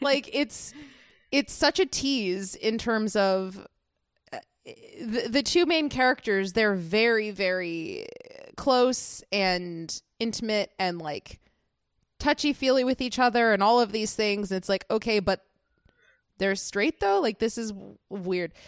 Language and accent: English; United States; as an American